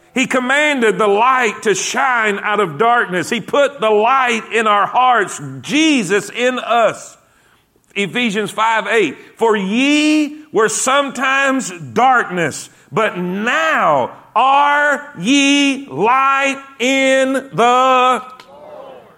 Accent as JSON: {"language": "English", "region": "South Florida", "country": "United States", "tie": "born or raised there", "also_born_or_lived": "South Carolina", "moved": "as an adult", "said": "I grew up in South Florida."}